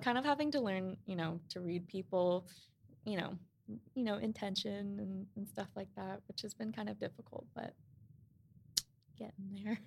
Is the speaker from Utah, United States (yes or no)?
no; New York, United States; we grew up in Queens